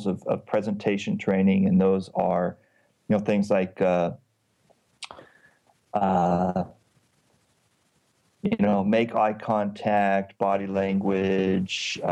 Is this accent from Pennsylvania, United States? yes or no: no; California, United States; moved away as an adult; also born or lived in Washington State; now in Istanbul, Turkey; I am a Californian who lived many years in Washington State, and now I live in Istanbul, Turkey